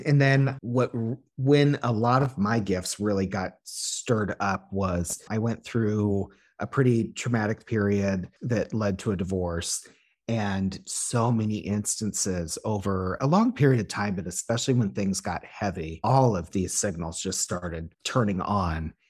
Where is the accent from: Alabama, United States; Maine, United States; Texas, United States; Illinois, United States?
Illinois, United States; the area code that I, my hometown is.